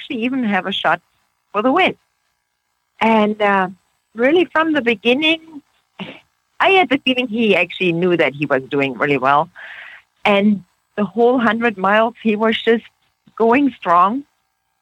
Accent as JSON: {"language": "English", "region": "Oregon", "country": "United States", "said": "We are from Oregon"}